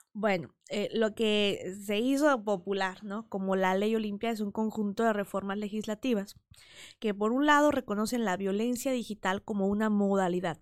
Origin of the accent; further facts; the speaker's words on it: Huauchinango, Puebla, Mexico; Yo soy originaria de Huachinango, Puebla, un pueblito de la Sierra Norte de Puebla